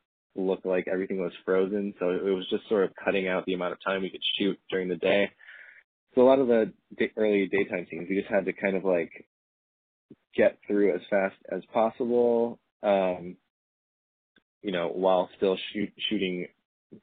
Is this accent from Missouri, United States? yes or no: yes; St. Louis, Missouri, United States; moved away; playing in my hometown of St. Louis next month